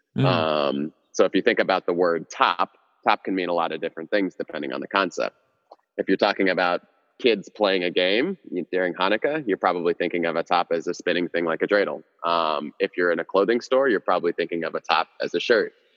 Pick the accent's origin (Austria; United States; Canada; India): United States; Houston, Texas; also born or lived in Cameroon; I was born in Cameroon, West Africa, uh, in the early '90s. Moved to the states when I was real young, um, and was raised in Texas for the most part, Houston, Texas